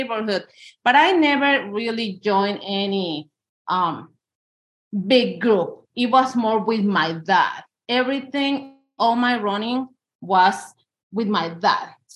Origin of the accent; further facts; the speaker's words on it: Mexico City, Mexico; moved away as an adult; now in Auburn, United States; I'm from Mexico City.